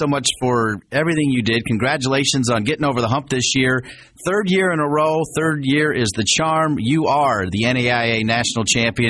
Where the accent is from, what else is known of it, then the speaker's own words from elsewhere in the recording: Northwestern Ohio, United States; I grew up in Northwestern Ohio.